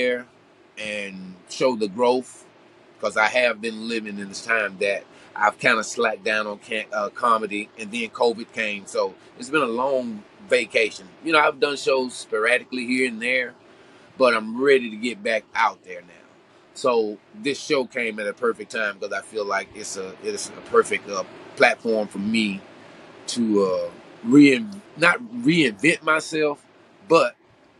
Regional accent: Lufkin, Texas, United States; my hometown of Lufkin, Texas

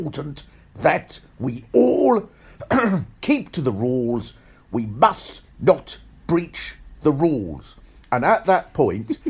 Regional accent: Swanley, South East England, United Kingdom; I was brought up in Swanley in Kent, so it's sort of just outside the London-y bit of Kent.

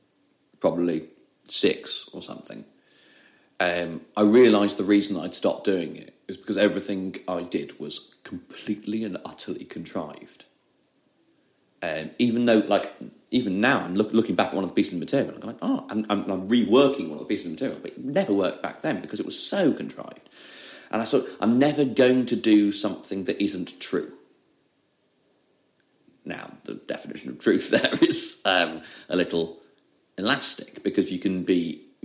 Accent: Leeds, Yorkshire and the Humber, United Kingdom; accent: Leeds; like over Christmas, my Leeds accent came back.

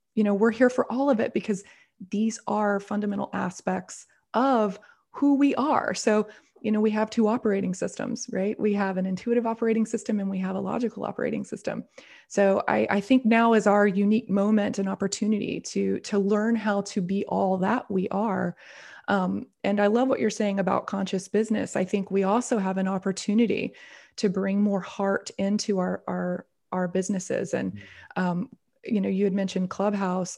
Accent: the South, United States; I grew up in a very very conservative. I'm from the South here in the United States

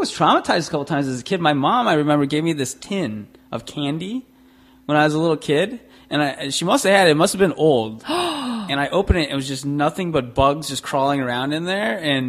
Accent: Los Angeles, California, United States; also born or lived in Chicago; now in Cape Coral, United States; Because when I grew up in L.A.

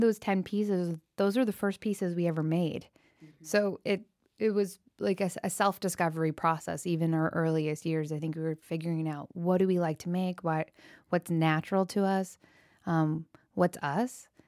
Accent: Aptos, California, United States; Kate and I grew up in Northern California, and we were in a very rural area outside of Santa Cruz called Aptos, and literally our street that we grew up on was a horse ranch

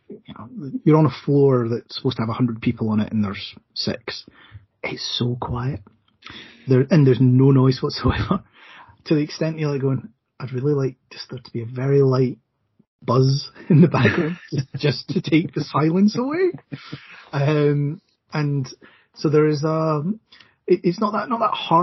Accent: Scotland, United Kingdom; as a Scotsman

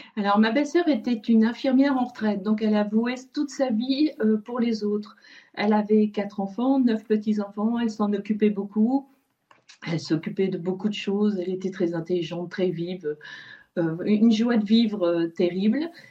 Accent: France; Nous sommes français

